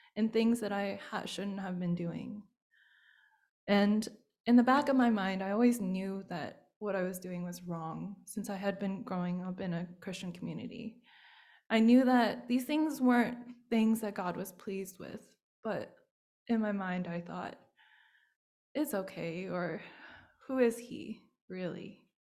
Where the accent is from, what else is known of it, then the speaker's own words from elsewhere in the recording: United States; being Chinese American